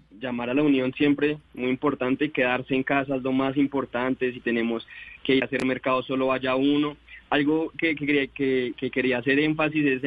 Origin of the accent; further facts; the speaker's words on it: Colombia; Somos colombianos y, y yo algunas lo puse en un trino, hemos superado la violencia